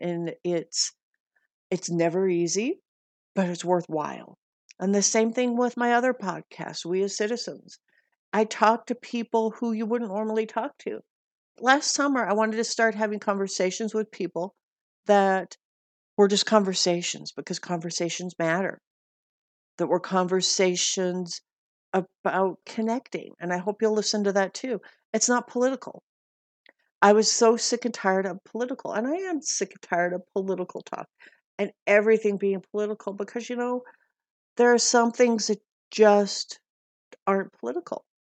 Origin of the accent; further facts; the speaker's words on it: Montana, United States; when I was growing up in Montana